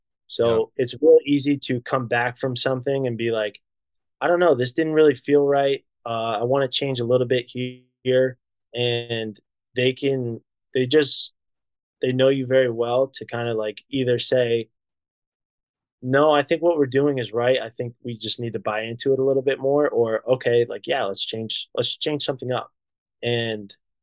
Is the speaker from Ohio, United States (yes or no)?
yes; Ohio, United States; also born or lived in Columbus, Ohio; I grew up in Ohio. Columbus is home to me